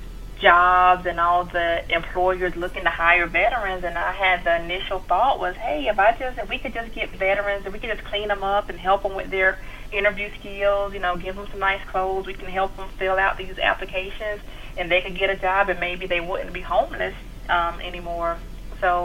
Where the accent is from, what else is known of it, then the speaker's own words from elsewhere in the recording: Fayetteville, North Carolina, United States; moved away as an adult; I'm originally from Fayetteville, North Carolina